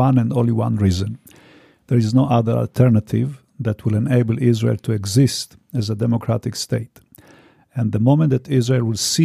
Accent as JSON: {"language": "English", "country": "Romania", "tie": "born or raised there", "moved": "yes", "said": "I was born in Romania"}